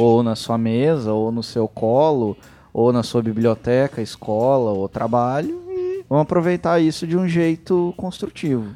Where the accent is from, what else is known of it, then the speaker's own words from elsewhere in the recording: Guaxupé, Minas Gerais, Brazil; eu sou nativo do interior de Minas.